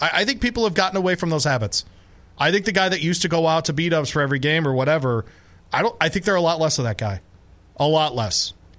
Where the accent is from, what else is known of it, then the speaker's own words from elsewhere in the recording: Detroit, Michigan, United States; now in Louisville, United States; I was born in St. John's Hospital, east side Detroit.